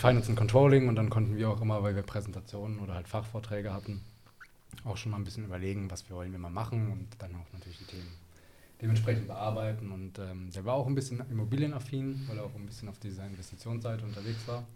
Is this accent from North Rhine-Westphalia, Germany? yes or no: yes; Bonn, North Rhine-Westphalia, Germany; moved away as an adult; also born or lived in Geislingen; Komme ursprünglich da aus der Ecke Bonn